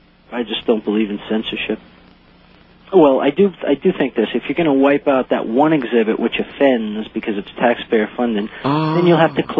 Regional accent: Mesa, Arizona, United States; Because I am from Mesa

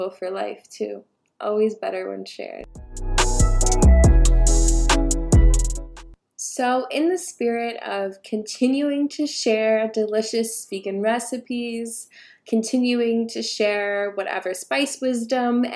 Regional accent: United States; I'm first generation Ethiopian American

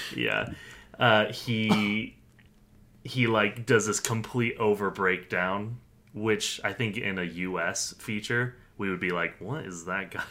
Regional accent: United States; as an American viewer

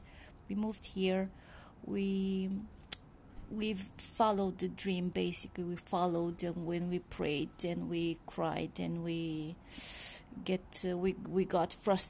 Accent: Romania; moved away as an adult; now in London, United Kingdom; Okay. But like a bit of history, like we are from Romania.

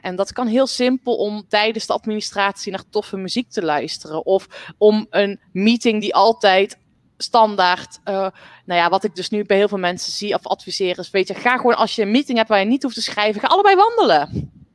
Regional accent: North Brabant, Netherlands; Ik ben op de boerderij opgegroeid. Dus ik ben echt een buitenmeisje. Ehm, en nou, ik kom uit Brabant

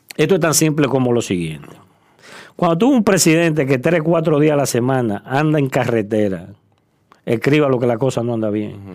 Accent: Dominican Republic; also born or lived in Asia; now in South Korea; Nosotros los dominicanos

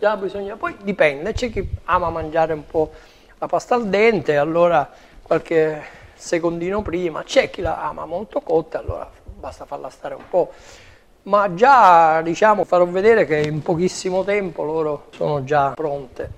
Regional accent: Sicily, Italy

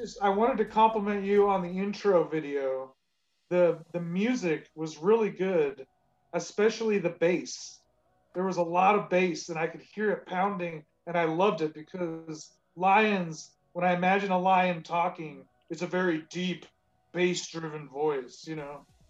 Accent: Southern California, United States; I'm raised in, in Southern California, and that's where I currently live

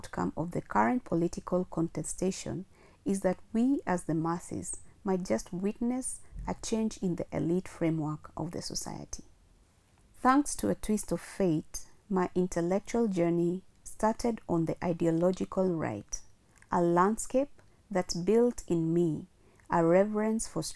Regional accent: Kisumu, Kisumu County, Kenya; now in Nairobi, Kenya; my hometown Kisumu

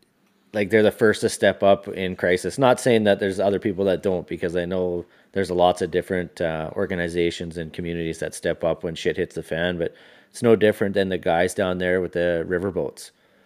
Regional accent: Quesnel, British Columbia, Canada; we grew up in Quesnel, it's a fucking forestry town, man.

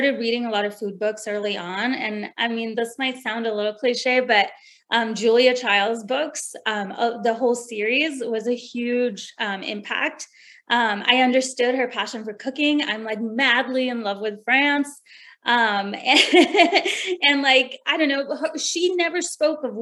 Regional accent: New Delhi, Delhi, India; moved away; I was born and raised in New Delhi

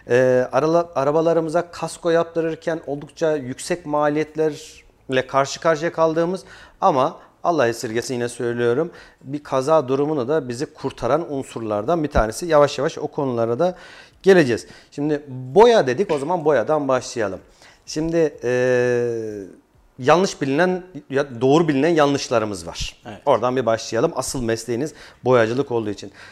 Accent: Kayseri, Kayseri Province, Turkey; born there; 91 ee, Kayseri doğumluyum.

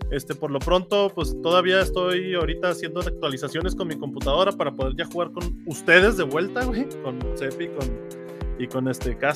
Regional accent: Puerto Rico; pero no es porque sea de Puerto Rico. O sea, sí soy de Puerto Rico, pero eso no significa

